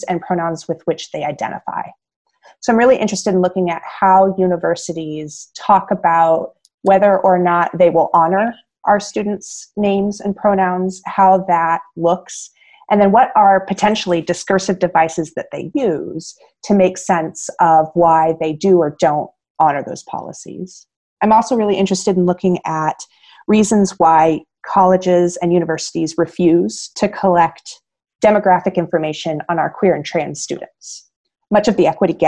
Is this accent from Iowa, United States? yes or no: yes; Iowa, United States; moved away as an adult; now in Illinois, United States; I was born and raised in Iowa